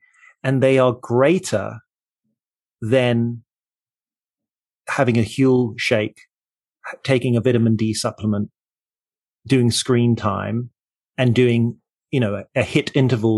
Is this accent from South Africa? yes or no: yes; Port Elizabeth, Eastern Cape, South Africa; moved away; I grew up in South Africa in Port Elizabeth near the coast.